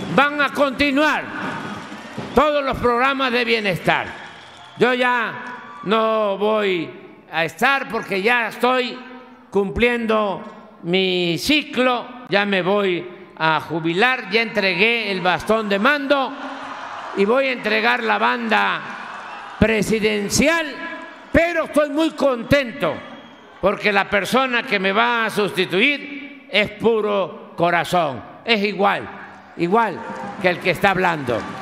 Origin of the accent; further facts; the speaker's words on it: Tepetitán, Tabasco, Mexico; moved away; mis maestras allá de mi pueblo, de Tepetitán, que me enseñaron las primeras letras a escribir, eh, a leer y a contar